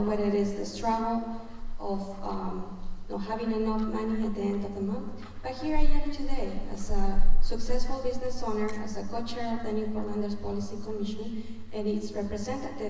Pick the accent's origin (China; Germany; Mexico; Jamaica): Mexico; Mexico City; first language Spanish; English is a second language; moved away as an adult; now in United States; I was born and raised in Mexico City. I moved to this country when I was 18 years old with my daughter